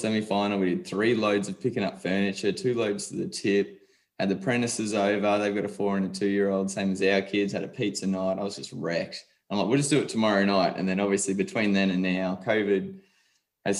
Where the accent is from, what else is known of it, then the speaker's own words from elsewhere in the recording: Sunshine Coast, Queensland, Australia; we're from Sunshine Coast, Queensland, so just north of Brisbane.